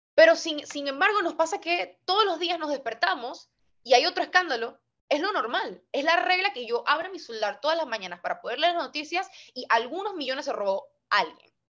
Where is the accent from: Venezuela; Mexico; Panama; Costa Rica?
Panama; Panama City; como soy una capitalina, no vivo en el interior